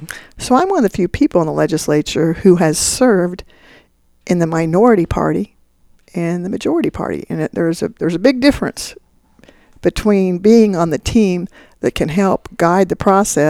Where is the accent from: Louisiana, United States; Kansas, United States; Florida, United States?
Kansas, United States; Wichita; Mike Hayden was governor, and I was from Wichita